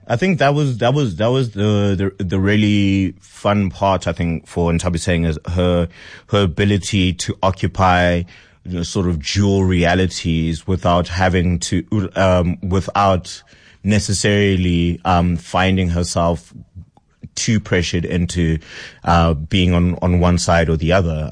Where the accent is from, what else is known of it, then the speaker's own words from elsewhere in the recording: Pretoria, Gauteng, South Africa; I grew up in Pretoria